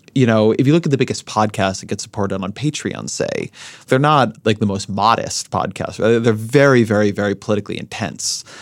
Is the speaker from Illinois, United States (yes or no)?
no; Southern California, United States; I grew up in Southern California